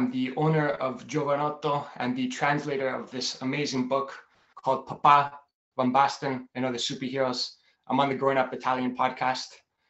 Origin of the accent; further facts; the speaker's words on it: Toronto, Ontario, Canada; also born or lived in Milan; I was born in Canada, in Toronto, Canada, and my mom is from Basilicata, from Italy. She came here when she was really young. My father is Hungarian. That's where my name comes from. … would be … in Italian. I really like the European culture. I speak Italian.